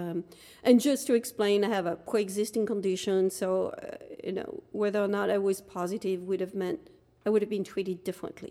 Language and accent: English; Dunkirk, Hauts-de-France, France; moved away as an adult; now in United States; I was born in France, in Dunkirk, France, um, came to the United States as a student